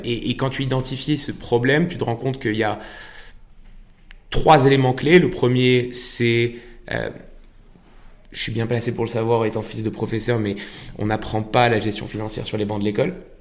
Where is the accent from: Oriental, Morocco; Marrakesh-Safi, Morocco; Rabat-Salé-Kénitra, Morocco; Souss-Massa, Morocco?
Marrakesh-Safi, Morocco; Marrakech; moved away as an adult; now in France; Franco-américain, mais j'ai eu, euh, j'ai eu la chance de, de, grandir et de naître à Marrakech. Euh, et donc j'ai passé 18 euh, ans au Maroc jusqu'à jusqu'à mon bac.